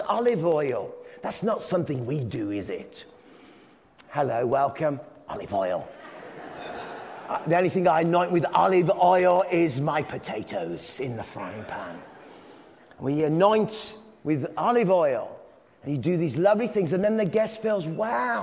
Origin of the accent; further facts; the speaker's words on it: England, United Kingdom; I'm English